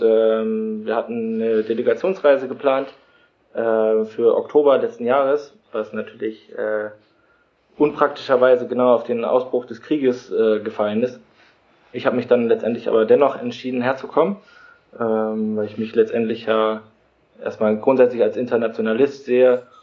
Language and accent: German; Germany; moved away; wir kommen halt irgendwie aus Deutschland